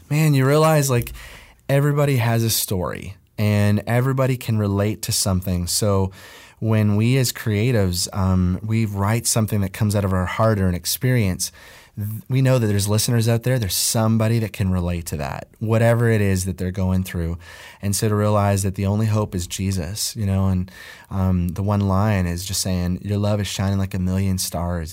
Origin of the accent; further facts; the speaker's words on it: Nova Scotia, Canada; moved away; I'm originally from Nova Scotia